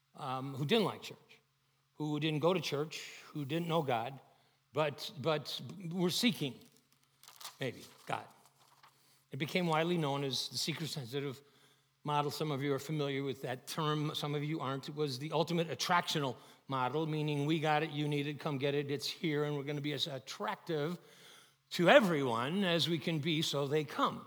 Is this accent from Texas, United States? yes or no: no; Chicago, Illinois, United States; I grew up in Chicago